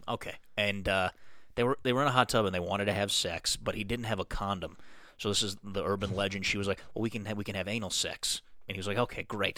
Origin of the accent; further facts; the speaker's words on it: Colorado, United States; I grew up in Colorado